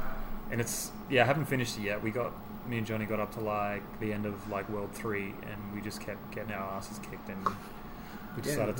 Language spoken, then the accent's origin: English; Australia; being Australian.